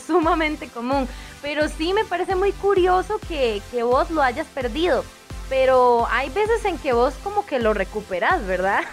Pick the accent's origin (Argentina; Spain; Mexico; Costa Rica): Costa Rica; acá en mi pueblo en Zampa se usa mucho.